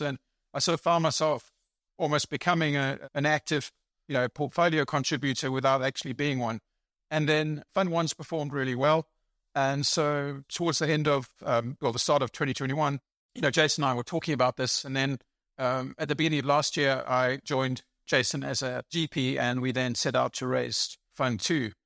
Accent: South Africa; moved away as an adult; also born or lived in England / United States / United Kingdom; now in Germany; I was born in England. I grew up in South Africa, uh, not Australia

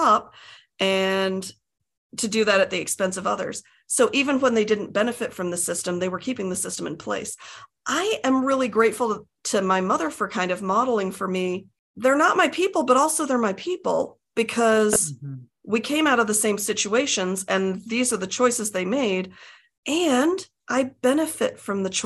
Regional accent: United States; also born or lived in England; I was born in Britain and we moved to the States when I was a toddler

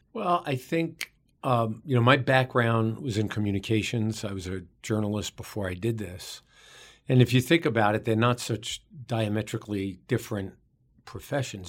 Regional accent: New York City, New York, United States; We both grew up in the borough of Queens in New York City.

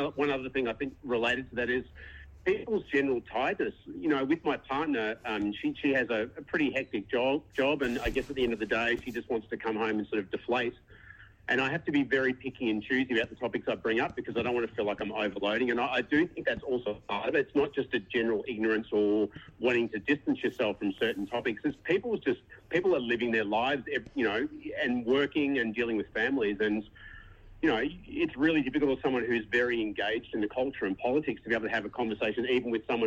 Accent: Australia; accent: Australian; now in New Zealand; I don't know if you picked up from the accent, I'm Aussie, but I live here

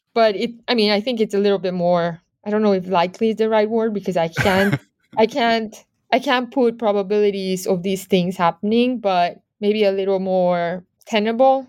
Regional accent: Medellín, Antioquia, Colombia; moved away; I'm originally from Medellin, Colombia.

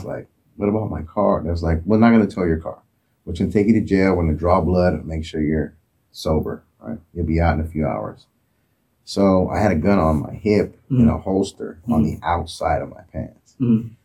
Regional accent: Oakland, California, United States; I grew up in Oakland.

